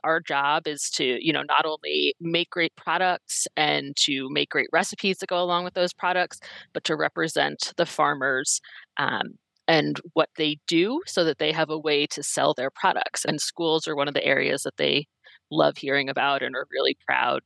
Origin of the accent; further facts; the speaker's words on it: East Coast, United States; now in Minnesota, United States; I'm originally from the East Coast, so I bring that East Coast uh, frankness